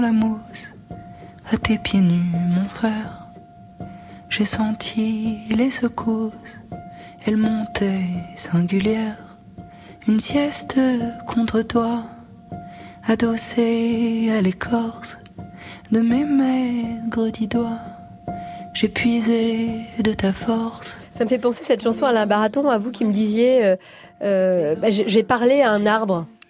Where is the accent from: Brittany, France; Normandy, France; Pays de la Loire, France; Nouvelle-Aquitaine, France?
Brittany, France; dans mon enfance, c'était la forêt de Brocéliande, parce que je suis, je suis bretonne